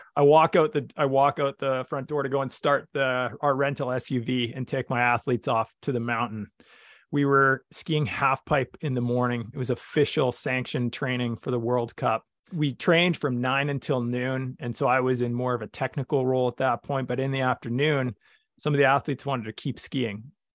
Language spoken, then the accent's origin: English; Vernon, British Columbia, Canada; I grew up in Vernon, British Columbia, Canada